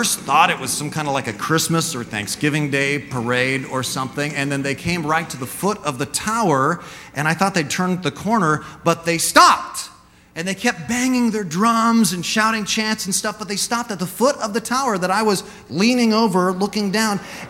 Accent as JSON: {"language": "English", "town": "Santa Cruz", "region": "California", "country": "United States", "accent": "American", "said": "I'm from Santa Cruz"}